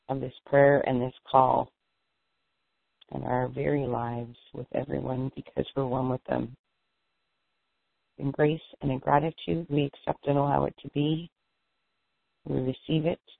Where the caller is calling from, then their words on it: Erie, Pennsylvania, United States; I'm calling from Erie, Pennsylvania.